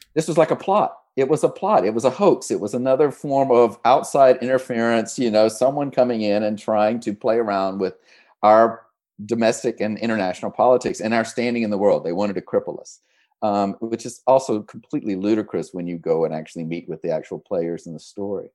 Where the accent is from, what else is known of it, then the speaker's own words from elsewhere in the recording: the South, United States; moved away; I grew up in the South